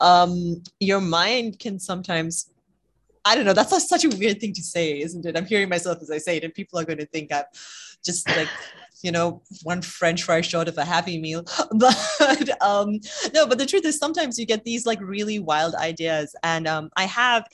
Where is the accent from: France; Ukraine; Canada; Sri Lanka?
Sri Lanka; moved away as an adult; also born or lived in United Kingdom; I grew up in Sri Lanka and then, you know, took off around the same time Amaya left Sri Lanka, actually, so for university